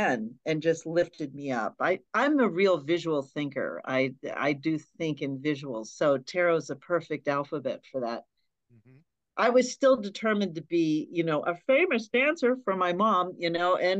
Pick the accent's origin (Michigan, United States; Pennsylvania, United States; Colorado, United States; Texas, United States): Pennsylvania, United States; Hollidaysburg; growing up in Hollidaysburg, it was a pretty, just a small town, very Catholic